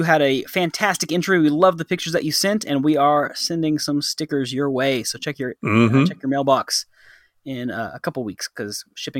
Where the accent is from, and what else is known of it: North Texas, United States